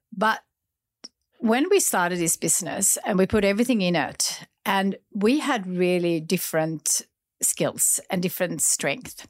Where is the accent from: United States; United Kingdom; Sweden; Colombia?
Sweden; now in Australia; growing up in Sweden